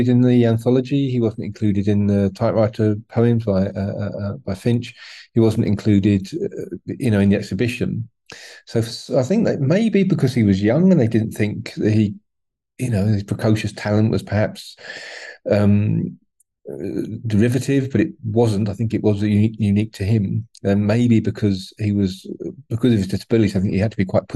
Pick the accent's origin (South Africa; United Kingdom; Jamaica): United Kingdom; being British